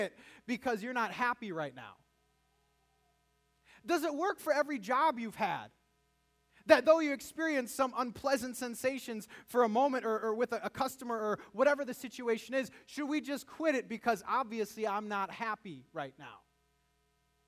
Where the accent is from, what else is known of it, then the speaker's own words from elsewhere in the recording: United States; living as an American